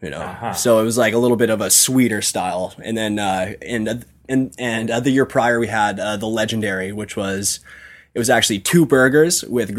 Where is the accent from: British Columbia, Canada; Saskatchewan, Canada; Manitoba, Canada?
Saskatchewan, Canada; Kindersley; now in Saskatoon, Canada; we're all from Kindersley. Mm-hmm. We all live in Saskatoon